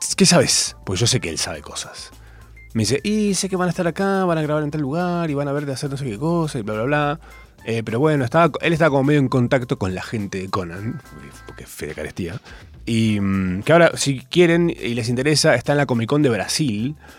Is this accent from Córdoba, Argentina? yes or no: yes; Capilla del Monte, Córdoba, Argentina; now in Buenos Aires, Argentina; Yo soy de Córdoba